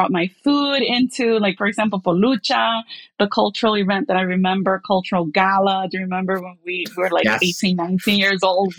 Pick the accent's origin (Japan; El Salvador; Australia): El Salvador; now in Brooklyn, United States; yes, I am from El Salvador. I came here, Brooklyn, Brighton Beach.